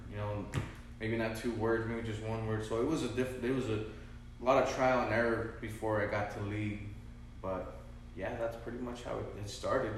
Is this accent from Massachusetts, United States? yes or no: no; Vista, California, United States; I was raised in Vista, still in Vista.